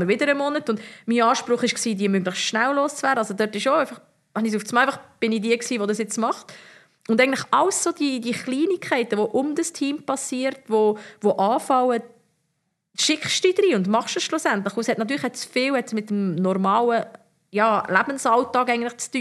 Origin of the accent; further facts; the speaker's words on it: Bern, Switzerland; moved away as an adult; also born or lived in Zurich; als Bernerin